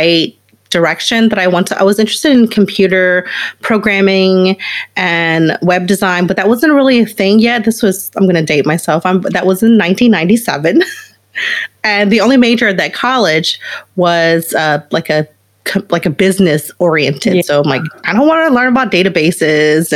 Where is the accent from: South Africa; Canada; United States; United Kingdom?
United States; Baton Rouge, Louisiana; I grew up in Baton Rouge, Louisiana. So outside in a very small rural town